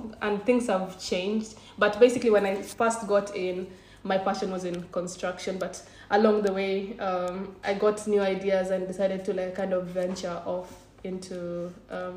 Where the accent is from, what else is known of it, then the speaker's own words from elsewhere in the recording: Kenya; moved away as an adult; I'm originally from Kenya